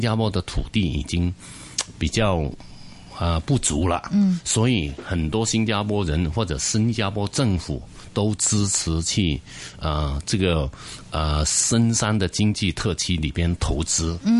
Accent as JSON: {"language": "Chinese", "town": "Chaozhou", "region": "Guangdong", "country": "China", "moved": "yes", "lives_now": "Hong Kong", "said": "因为我们这个酒楼叫东海潮州酒楼，因为本身我是潮州人"}